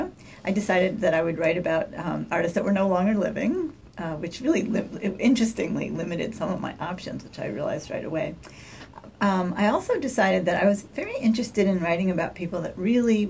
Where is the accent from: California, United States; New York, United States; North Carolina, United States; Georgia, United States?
New York, United States; Poughkeepsie; where I grew up in Poughkeepsie on the Hudson River